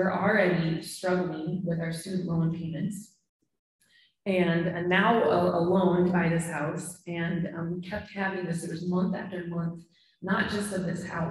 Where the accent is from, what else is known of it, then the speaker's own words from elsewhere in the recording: Minnesota, United States; moved away as an adult; also born or lived in Michigan; We're both from Minnesota, but we lived in Michigan for 10 years and finally came back during COVID